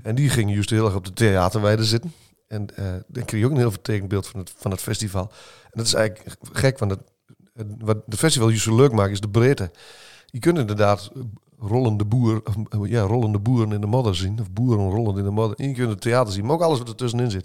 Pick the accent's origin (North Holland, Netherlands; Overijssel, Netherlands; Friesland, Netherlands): Overijssel, Netherlands; Heino; accent: Sallands; also born or lived in Olst; toen ik in jaar 4 was, verhuisd naar, uh, naar Heino. Dus ik ben echt overgehuurd in Heino